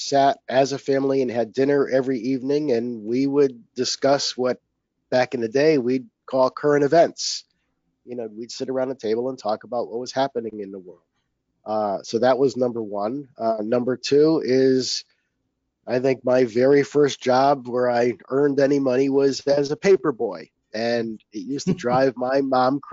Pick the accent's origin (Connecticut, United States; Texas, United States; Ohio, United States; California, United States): Connecticut, United States; I grew up in Connecticut